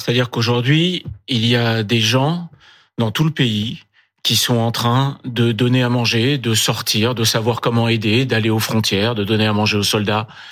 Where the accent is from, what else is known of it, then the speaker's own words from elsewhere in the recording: France; en tant que Français